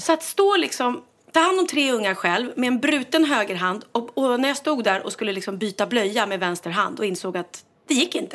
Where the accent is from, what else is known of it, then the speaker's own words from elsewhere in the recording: Sweden; jag är svensk